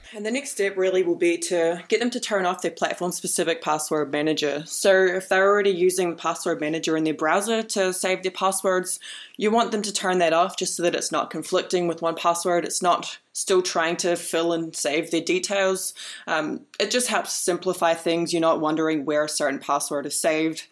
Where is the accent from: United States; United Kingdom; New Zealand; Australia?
New Zealand; I'm from New Zealand.